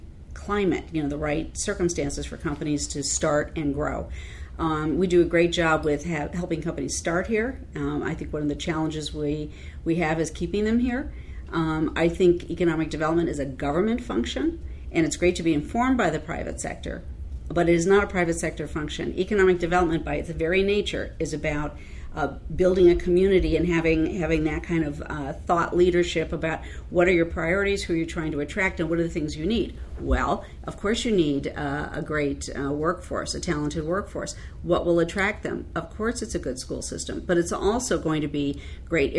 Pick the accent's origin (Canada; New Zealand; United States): United States; Chicago, Illinois; now in Maryland, United States; I'm a Chicagoan